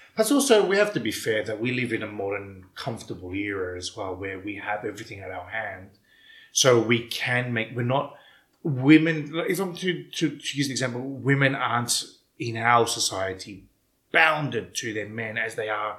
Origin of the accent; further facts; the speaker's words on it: Melbourne, Victoria, Australia; accent: Melbourneian ethnic accent; moved away as an adult; now in Cyprus; I grew up in Melbourne